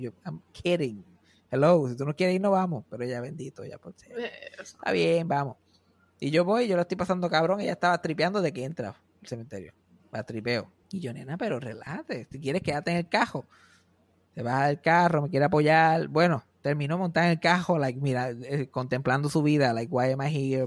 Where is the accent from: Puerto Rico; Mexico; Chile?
Puerto Rico; Mayagüez; moved away; yo nací, y me crié en Mayagüe